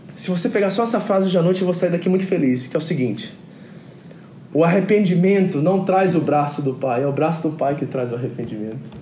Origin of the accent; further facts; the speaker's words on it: New Jersey, United States; moved away; em Nova Jersey, onde que eu fui criado, nos Estados Unidos